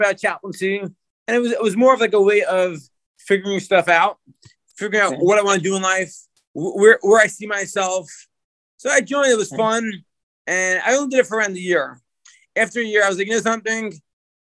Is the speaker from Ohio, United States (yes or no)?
no; Lakewood, New Jersey, United States; moved away as an adult; also born or lived in Israel; now in Fort Bragg, United States; I was born and raised in Lakewood, New Jersey